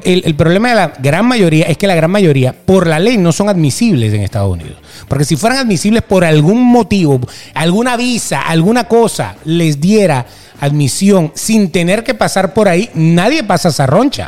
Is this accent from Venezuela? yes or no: yes; Venezuela; now in United States; nos encantaba vivir en Venezuela